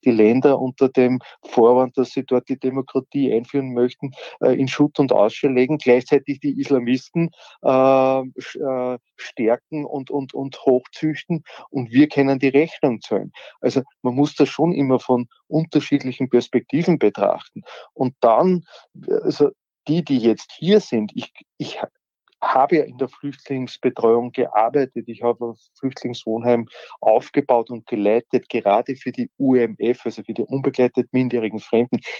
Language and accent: German; Austria; also born or lived in Turkey; Ich bin in der Türkei geboren, ich bin aber in Österreich aufgewachsen, ich bin hier sozialisiert worden. Das heißt, mhm. Österreich ist meine Heimat.